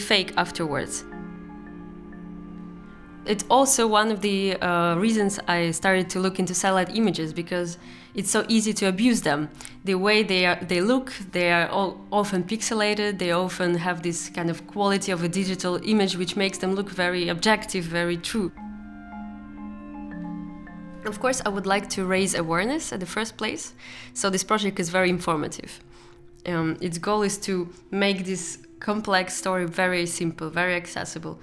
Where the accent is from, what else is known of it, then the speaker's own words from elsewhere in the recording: Russia; moved away; also born or lived in Eindhoven, Netherlands; I come from Russia